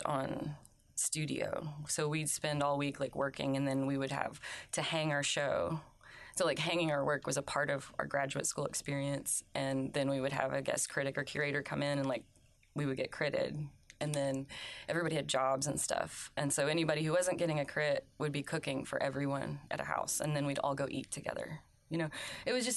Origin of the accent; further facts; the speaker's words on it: Oklahoma, United States; moved away as an adult; now in South Carolina, United States; I went to college in Oklahoma. I'm from Oklahoma